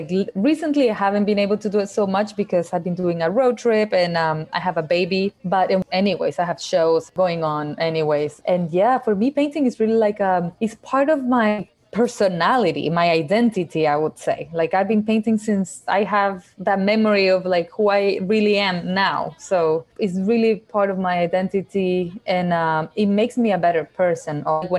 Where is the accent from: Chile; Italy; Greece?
Chile; also born or lived in Ecuador; Yeah, as I said, I was born in Chile. I lived there for about 5 years. When I was five, I moved to Ecuador, where my parents, my whole family, we moved to Ecuador. And I lived there for 7 years. And I came back afterwards to Chile.